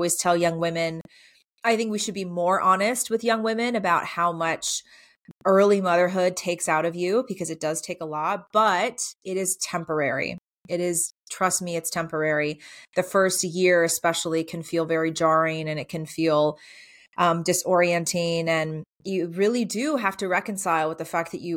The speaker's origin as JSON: {"language": "English", "region": "South Georgia", "country": "United States", "tie": "born or raised there", "also_born_or_lived": "San Francisco / Virginia", "moved": "yes", "lives_now": "Middle Tennessee, United States", "said": "I grew up in South Georgia, so not too far away from here."}